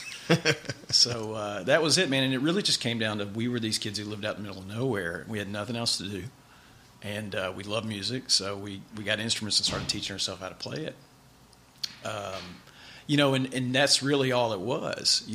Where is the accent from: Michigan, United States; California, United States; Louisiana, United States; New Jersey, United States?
Louisiana, United States; Mansfield; also born or lived in Grand Cane, Louisiana; I grew up in Mansfield, Louisiana.